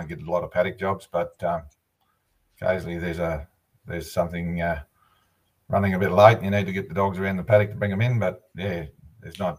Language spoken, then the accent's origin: English; Hay, New South Wales, Australia; Yeah, I'm uh, I'm from Hay. Uh, we've um, We've been here since uh, 2009.